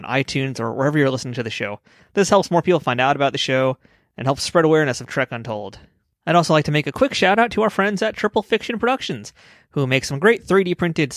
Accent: New York City, New York, United States; growing up in New York

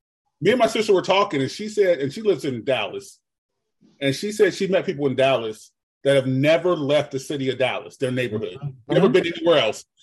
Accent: Germany; Sorry, I was raised in Germany. My whole high school.

